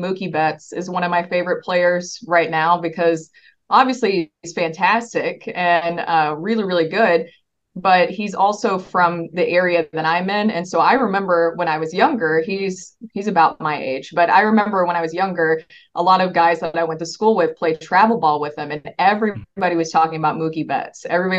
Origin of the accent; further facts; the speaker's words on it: near Nashville, Tennessee, United States; moved away; I grew up near Nashville, Tennessee, so it's sometimes just easier to say Nashville.